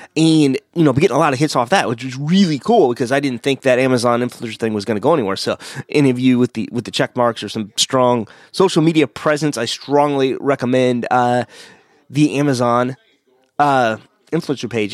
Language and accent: English; Missouri, United States; I'm from Missouri